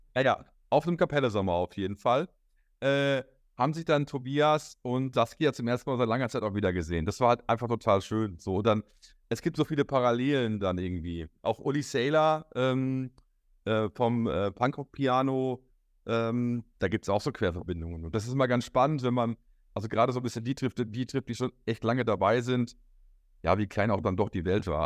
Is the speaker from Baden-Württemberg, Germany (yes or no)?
no; Hamm, North Rhine-Westphalia, Germany; hier bei uns in Hamm